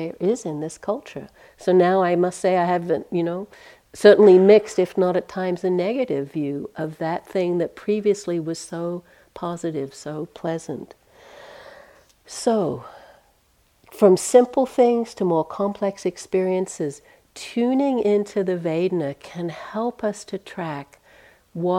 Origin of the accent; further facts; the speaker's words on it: Australia; now in United States; even as an Australian